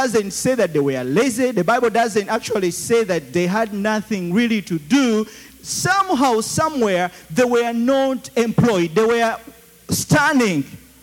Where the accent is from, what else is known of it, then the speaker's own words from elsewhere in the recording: Uganda; accent: Ugandan; my Ugandan accent